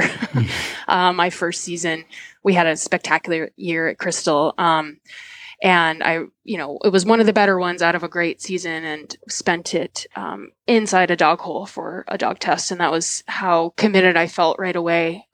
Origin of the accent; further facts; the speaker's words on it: New England, United States; moved away as an adult; now in Washington, United States; Growing up in New England